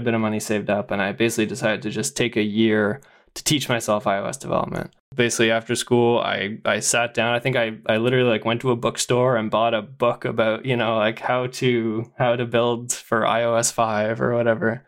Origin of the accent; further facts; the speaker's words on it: Ottawa, Ontario, Canada; also born or lived in London, Ontario / Toronto; I grew up in Ottawa